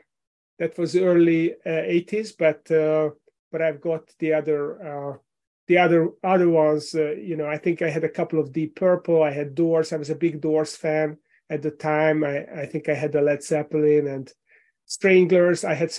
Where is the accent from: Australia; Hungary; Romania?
Hungary; Central Europe; English is a second language; moved away as an adult; now in Richmond, United States; You might have noticed from my accent that I was not born here. I moved here with my family from Hungary in Central Europe 11 years ago. I live in Richmond, Virginia